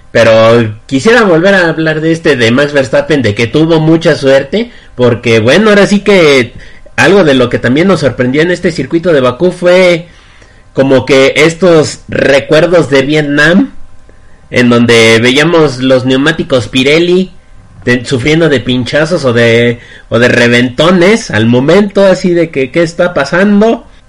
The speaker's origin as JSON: {"language": "Spanish", "country": "Mexico", "said": "como yo, bueno, como varios mexicanos"}